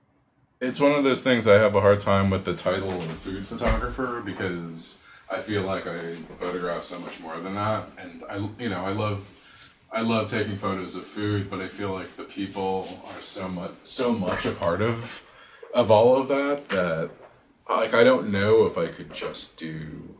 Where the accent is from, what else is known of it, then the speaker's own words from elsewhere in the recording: New York City, New York, United States; also born or lived in Queens, New York; I was born in Queens, but I've lived in Brooklyn for most of my life